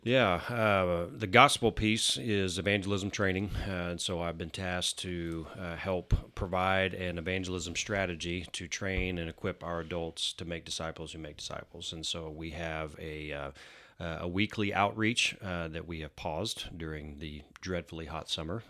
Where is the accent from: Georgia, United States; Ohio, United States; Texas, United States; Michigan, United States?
Texas, United States; Denton; also born or lived in Houston; I was born in Houston. Uh, we moved to Denton when I was two, um, and that's where I went to, uh, uh, elementary school, preschool, uh, you know, middle school, all the way up to college in North Texas.